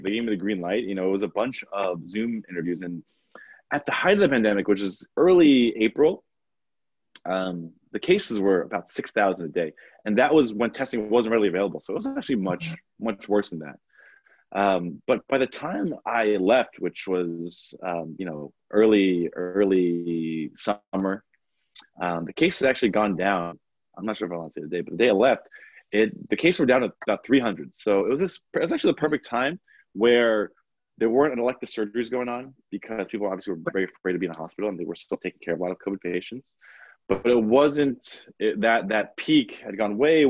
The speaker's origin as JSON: {"language": "English", "area": "Long Island", "region": "New York", "country": "United States", "tie": "born or raised there", "also_born_or_lived": "Washington, D.C.", "said": "I'm from New York. I grew up, born and raised in Long Island, in New York."}